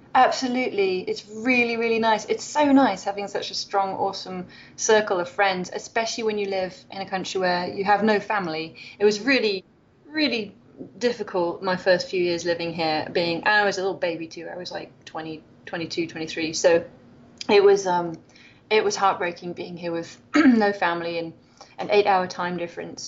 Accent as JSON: {"language": "English", "region": "Wales", "country": "United Kingdom", "moved": "as an adult", "lives_now": "Loma Linda, United States", "said": "I'm from Wales"}